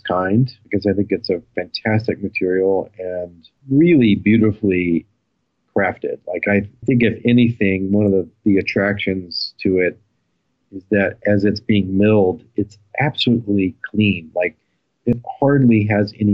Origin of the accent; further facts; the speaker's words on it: Texas, United States; growing up in Texas